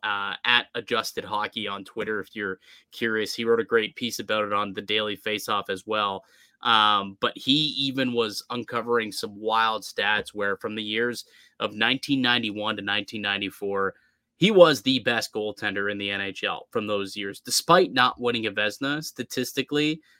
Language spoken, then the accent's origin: English; Toronto, Ontario, Canada; we're from Toronto. Like we're, we're in the area and we grew up